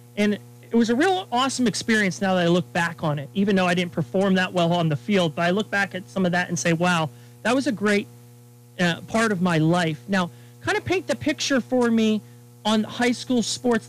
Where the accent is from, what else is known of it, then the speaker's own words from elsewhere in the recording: Pittsburgh, Pennsylvania, United States; moved away as an adult; also born or lived in Dubai; I'm a native of Pittsburgh, Pennsylvania